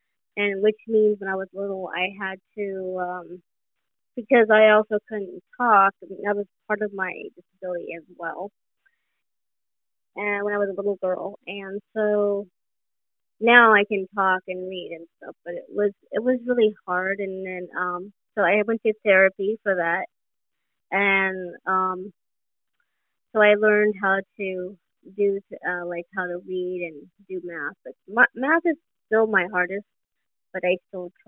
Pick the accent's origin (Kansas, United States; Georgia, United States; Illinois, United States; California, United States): California, United States; Sacramento; I'm from Sacramento, California, USA